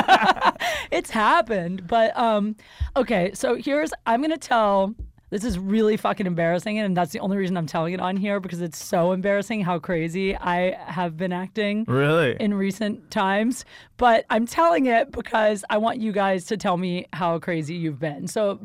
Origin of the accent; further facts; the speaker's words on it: Ohio, United States; I'm from Ohio.